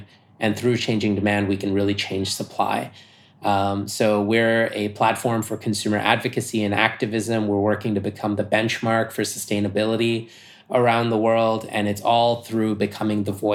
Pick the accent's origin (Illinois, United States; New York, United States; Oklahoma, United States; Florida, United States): New York, United States; I'm American, and I'm a New Yorker. So having grown up in New York